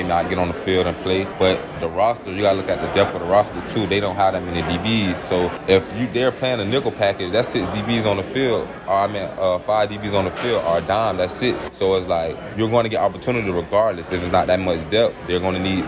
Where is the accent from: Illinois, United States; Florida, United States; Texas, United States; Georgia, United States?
Florida, United States; Jacksonville; my hometown, Jacksonville, Florida